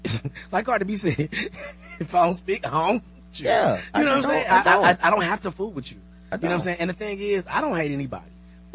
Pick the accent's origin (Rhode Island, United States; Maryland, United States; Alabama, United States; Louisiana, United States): Alabama, United States; Birmingham; I grew up in Birmingham